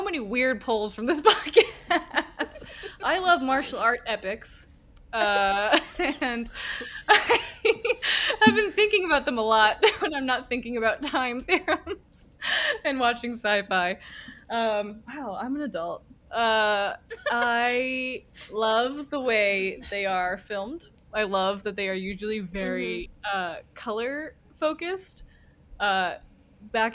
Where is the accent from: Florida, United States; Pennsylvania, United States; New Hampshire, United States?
New Hampshire, United States; I am from New Hampshire, where walking is the statewide pastime